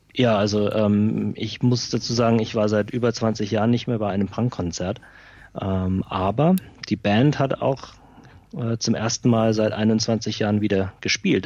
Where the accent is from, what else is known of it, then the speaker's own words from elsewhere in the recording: Schweinfurt, Bavaria, Germany; bei uns in Schweinfurt